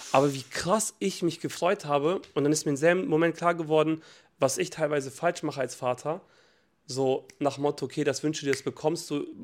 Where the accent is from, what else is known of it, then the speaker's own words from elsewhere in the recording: Montenegro; Und bei uns in Montenegro gibt es immer noch Schokobananen eingepackt.